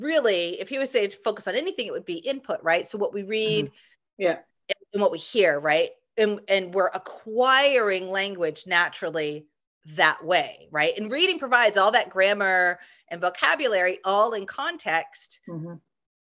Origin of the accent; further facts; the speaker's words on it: United States; also born or lived in Madrid, Spain; I am from the United States, as you can hear